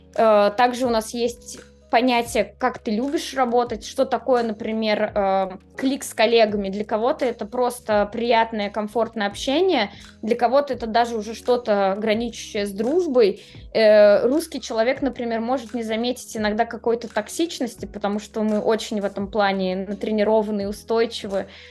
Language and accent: Russian; Moscow, Russia; moved away as an adult; now in Amsterdam, Netherlands; Я вообще москвич до мозга костей. Я родилась там, выросла.